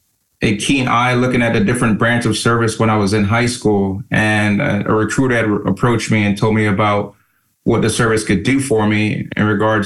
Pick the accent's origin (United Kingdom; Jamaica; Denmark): Jamaica; also born or lived in Miami, Florida; now in United States; growing up in Jamaica, you know, it's the countryside of town, I want to say